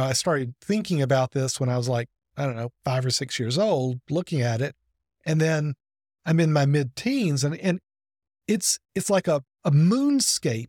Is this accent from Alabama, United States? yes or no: yes; Birmingham, Alabama, United States; I grew up outside of Birmingham